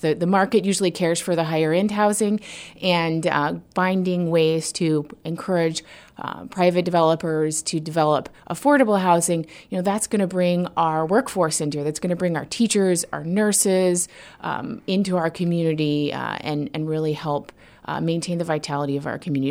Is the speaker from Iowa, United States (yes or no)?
no; Homer, Alaska, United States; moved away as an adult; now in Juneau, United States; I was a city manager in my hometown, Homer, Alaska